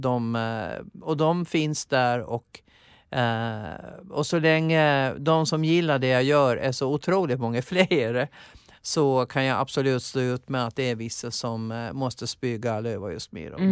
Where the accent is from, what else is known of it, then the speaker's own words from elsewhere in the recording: Gotland, Sweden; accent: Gotlandic; moved away as an adult; Och sen åkte jag hem till Gotland